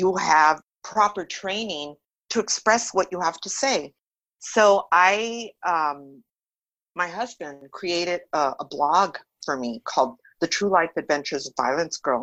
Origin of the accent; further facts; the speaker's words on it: Los Angeles, California, United States; first language Spanish; English is a second language; I grew up in East